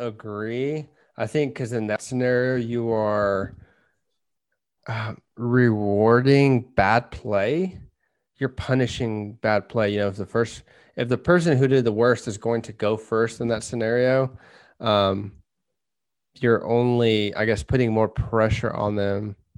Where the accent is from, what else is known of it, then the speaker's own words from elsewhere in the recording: Kansas, United States; we're from Kansas, so we have a lot of wind